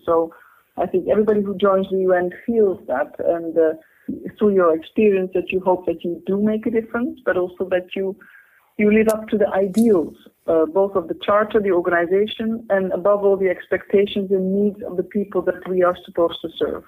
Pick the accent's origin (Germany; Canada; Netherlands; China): Netherlands; moved away as an adult; also born or lived in Cairo, Egypt / Oxford, United Kingdom / Exeter, United Kingdom / London, United Kingdom; I'm born in the Netherlands. I've I've gone through secondary school in the Netherlands.